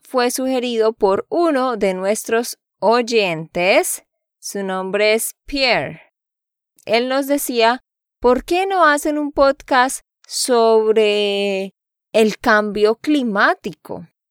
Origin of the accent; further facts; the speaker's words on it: Santander, Colombia; de Santander, Colombia.